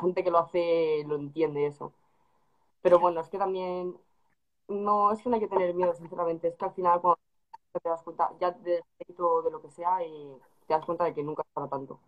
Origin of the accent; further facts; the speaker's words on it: Madrid, Community of Madrid, Spain; yo que soy de Madrid